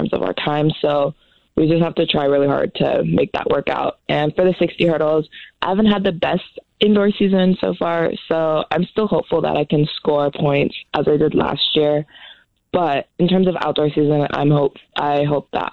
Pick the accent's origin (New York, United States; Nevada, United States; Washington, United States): Washington, United States; Tri-Cities; moved away as an adult; also born or lived in Columbus, Ohio; now in Boise, United States; I'm from the Tri-Cities